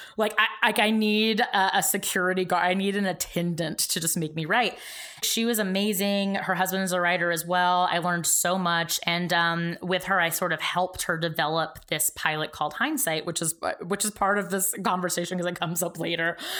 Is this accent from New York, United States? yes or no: no; Georgia, United States; moved away as an adult; I grew up in Georgia.